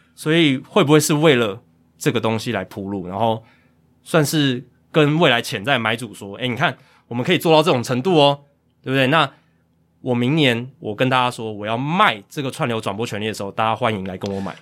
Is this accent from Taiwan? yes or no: yes; Taiwan; 我们台湾人也都知道该去哪边看